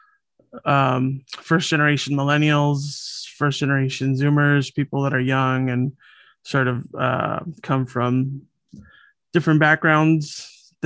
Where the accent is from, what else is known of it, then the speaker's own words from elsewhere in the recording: Los Angeles, California, United States; I grew up here